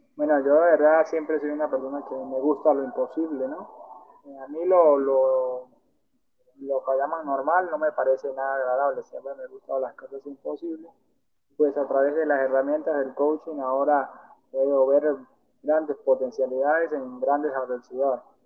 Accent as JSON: {"language": "Spanish", "country": "Venezuela", "tie": "born or raised there", "also_born_or_lived": "Colombia", "moved": "yes", "said": "yo soy nacido en Venezuela, pero con nacionalidad, nacionalidad"}